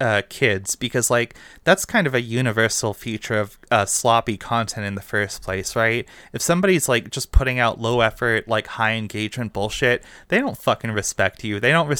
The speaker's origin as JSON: {"language": "English", "country": "Romania", "said": "I don't know, like I'm Romanian, so I'm not like from Turkey."}